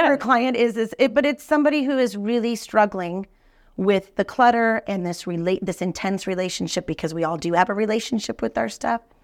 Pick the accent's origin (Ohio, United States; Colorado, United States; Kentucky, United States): Colorado, United States; Denver; now in Kansas City, United States; grew up in Denver